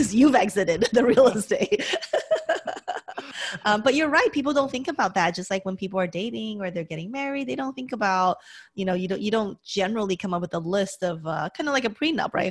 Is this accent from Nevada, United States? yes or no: yes; Las Vegas, Nevada, United States; moved away as an adult; now in California, United States; I grew up in Las Vegas originally.